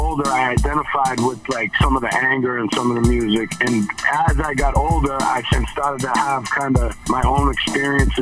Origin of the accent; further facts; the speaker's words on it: Boston, Massachusetts, United States; I'm from Boston originally. I'm from Dorchester originally. I moved around a lot around the city, but I grew up like in my formative years in South Boston and Rosendale